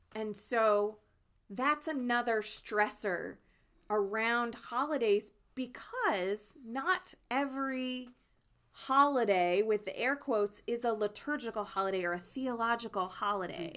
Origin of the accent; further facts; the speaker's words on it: New Jersey, United States; moved away; my home state of New Jersey